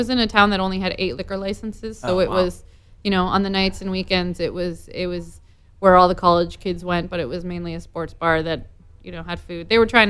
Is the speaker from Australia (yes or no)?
no; Vermont, United States; moved away as an adult; also born or lived in New Jersey / Los Angeles; I grew up in Vermont.